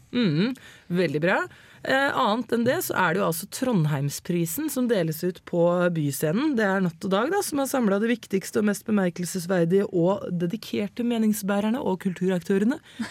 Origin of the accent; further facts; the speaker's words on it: Eastern Norway, Norway; jeg er østlending